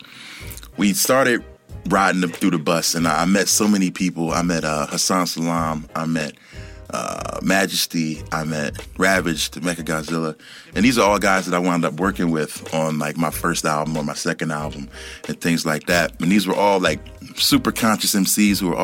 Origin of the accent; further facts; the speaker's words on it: Philadelphia, Pennsylvania, United States; I'm from Philly